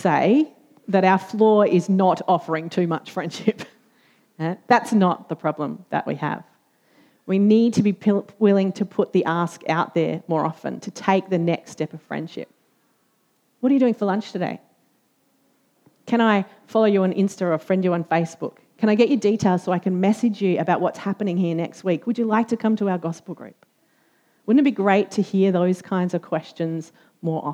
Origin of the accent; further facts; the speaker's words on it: Australia; as an Australian